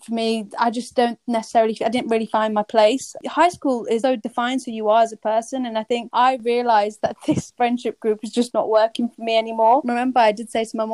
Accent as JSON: {"language": "English", "town": "Bradford", "region": "Yorkshire and the Humber", "country": "United Kingdom", "tie": "born or raised there", "moved": "yes", "lives_now": "London, United Kingdom", "said": "We're born and raised in Bradford, but I'm currently located in London"}